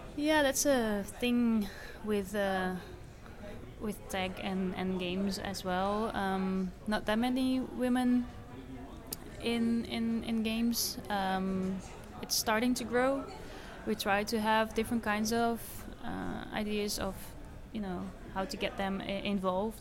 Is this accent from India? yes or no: no; Netherlands; I'm from the Netherlands